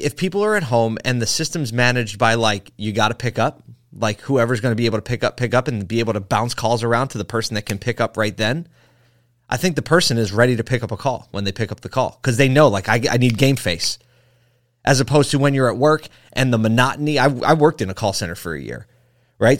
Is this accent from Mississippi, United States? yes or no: no; Philadelphia, Pennsylvania, United States; I'm from Philly.